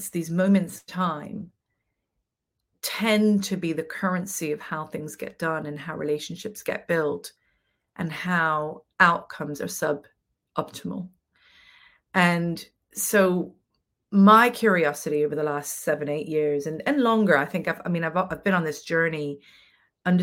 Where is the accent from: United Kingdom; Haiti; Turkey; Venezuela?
Venezuela; I grew up in Venezuela